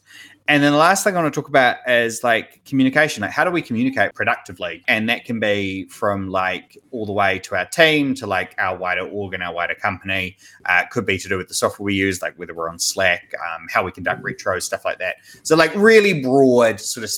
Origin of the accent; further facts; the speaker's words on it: New Zealand; I am a developer from New Zealand